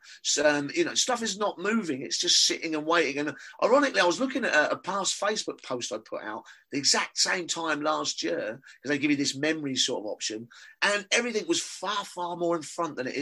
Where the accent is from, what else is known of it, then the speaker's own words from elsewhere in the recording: London, United Kingdom; accent: Cockney; my Cockney accent